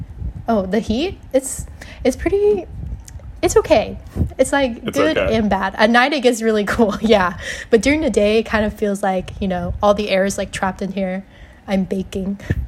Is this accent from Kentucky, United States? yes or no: yes; Louisville, Kentucky, United States; moved away as an adult; now in Evanston, United States; I'm also from Louisville, Kentucky, but I'm currently in Evanston, Illinois right now.